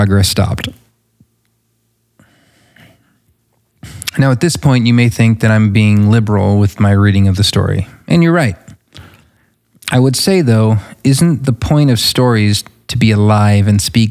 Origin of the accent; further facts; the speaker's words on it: United States; as an American